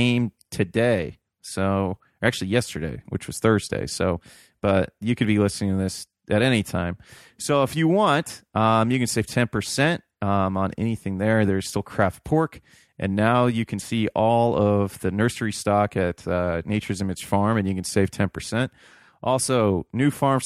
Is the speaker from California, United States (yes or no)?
no; Ohio, United States; I grew up in Ohio